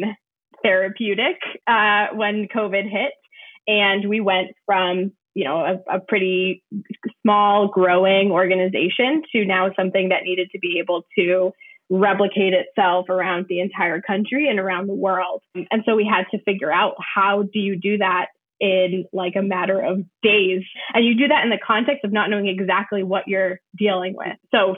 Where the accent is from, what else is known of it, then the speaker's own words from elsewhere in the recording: New Hampshire, United States; also born or lived in Puerto Rico; I grew up here. I was born in Puerto Rico. I moved to New Hampshire when I was 5 years old.